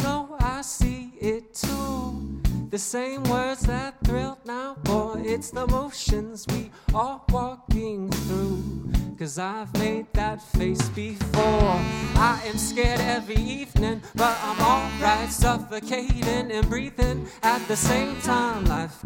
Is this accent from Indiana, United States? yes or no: yes; across the river from Louisville, Indiana, United States; now in Nashville, United States; I'm from here, well, across the river, but I tell most people not from here that I'm from Louisville